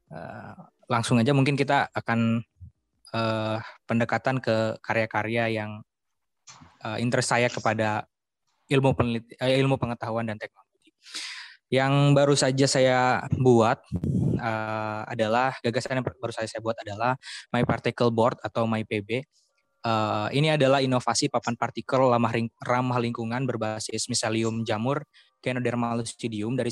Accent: Banten, Indonesia; Saya lahir dan besar di Provinsi Banten.

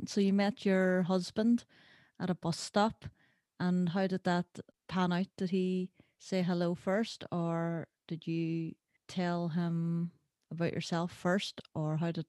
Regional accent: Derry, Northern Ireland, United Kingdom; I'm a filmmaker from Derry City in Northern Ireland.

